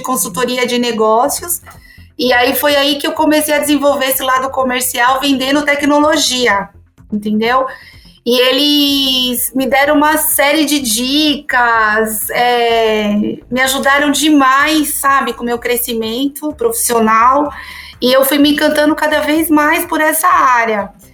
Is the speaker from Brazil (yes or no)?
yes; São Paulo, Brazil; nasci em São Paulo